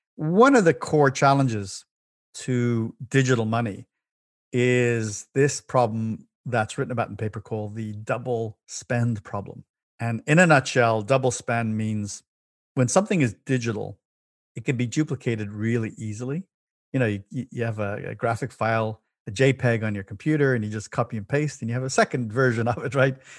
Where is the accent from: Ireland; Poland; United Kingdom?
Ireland; Dublin, Leinster; moved away as an adult; now in United States; As born in the big city of Dublin City, in Ireland, and I, I, uh, had an amazing childhood there in youth, and in my twenties, I moved to the U S